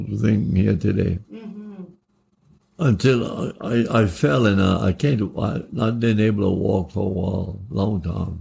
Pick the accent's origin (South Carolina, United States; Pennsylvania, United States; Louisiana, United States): Louisiana, United States; Cecilia; we're both from Cecilia